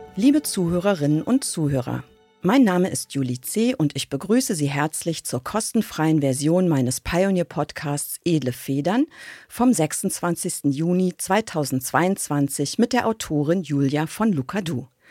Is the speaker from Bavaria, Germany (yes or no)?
no; Bonn, North Rhine-Westphalia, Germany; Und ich bin in Godesberg geboren, ich bin da aufgewachsen und bin da zur Schule gegangen